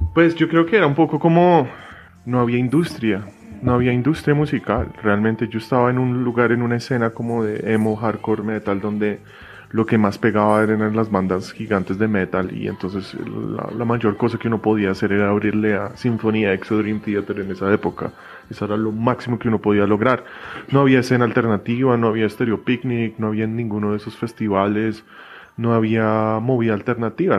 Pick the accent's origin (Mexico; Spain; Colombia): Colombia; Bogotá; Yo crecí en Bogotá